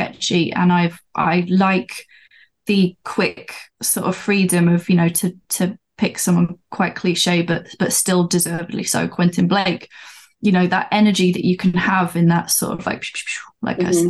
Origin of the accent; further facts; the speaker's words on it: London, United Kingdom; now in Newcastle, United Kingdom; I was born in London, but I live up in Newcastle